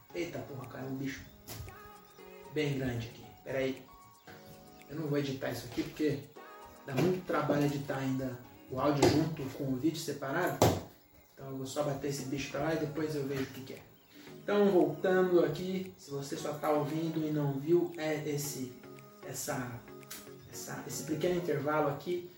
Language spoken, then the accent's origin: Portuguese; Francisco Morato, São Paulo, Brazil; A gente é de Morato